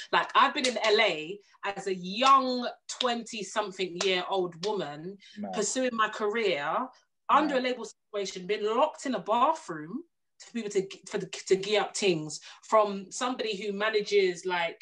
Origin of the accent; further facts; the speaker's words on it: English Jamaican, England, United Kingdom; I'm an English Jamaican girl